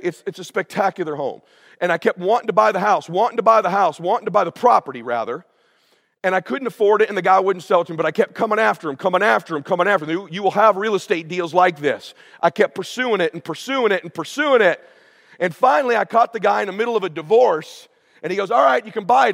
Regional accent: Pomona, California, United States; moved away as an adult; also born or lived in Coeur d'Alene, Idaho; now in Laguna Beach, United States; we grew up in Pomona

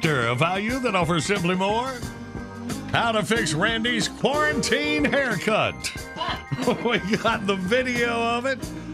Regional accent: Graham, North Carolina, United States; From Graham, North Carolina, that is my hometown.

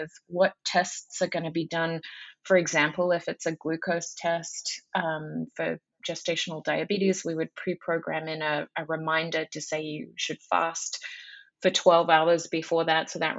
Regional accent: Australia; moved away; I'm Australian by birth

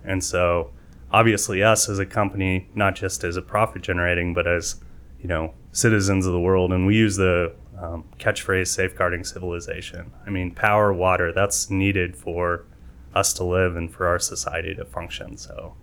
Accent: San Antonio, Texas, United States; also born or lived in Waco, Texas / Fort Meade, Maryland; I'm here from San Antonio, so, uh, moved here in middle school

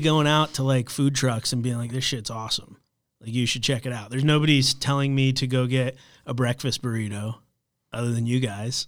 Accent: Florida, United States; also born or lived in New Orleans; now in Charlotte, United States; I grew up in Florida.

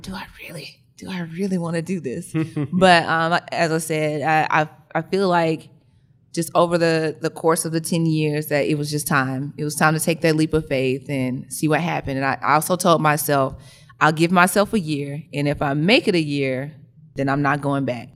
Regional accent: Birmingham, Alabama, United States; moved away as an adult; now in Atlanta, United States; I'm actually from Birmingham, Alabama

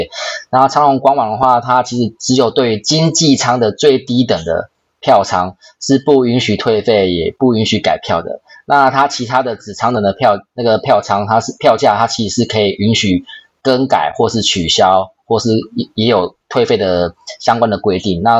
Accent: Taiwan; moved away; 我是台湾人嘛，我很久没有回台湾了，所以我可能想要去找安琪喝个咖啡

